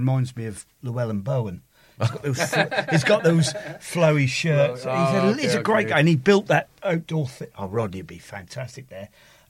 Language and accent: English; East Anglia, East of England, United Kingdom; Because we're from East Anglia.